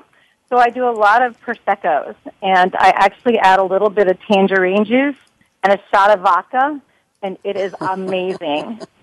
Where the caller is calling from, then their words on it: Atlanta, Georgia, United States; I'll have to close it out with Atlanta, Georgia, a very hot, humid day down here, except beautiful.